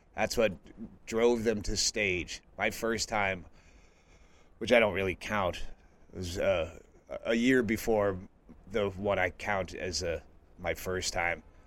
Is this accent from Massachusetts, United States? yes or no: yes; Massachusetts, United States; moved away as an adult; also born or lived in western US; now in Bisbee, United States; I grew up in Massachusetts, but I left as soon as I, I was able